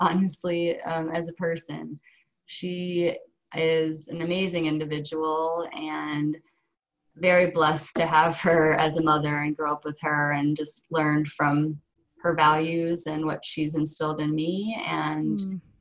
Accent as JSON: {"language": "English", "region": "Michigan", "country": "United States", "tie": "born or raised there", "also_born_or_lived": "Ohio", "said": "I, I, was born in Ohio and then moved to Michigan, so spent um, most of my growing up time and through college"}